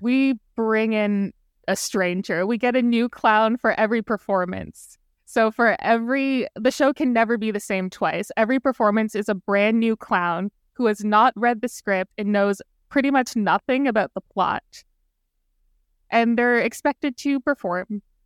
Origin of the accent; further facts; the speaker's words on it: Brampton, Ontario, Canada; I'm from the G T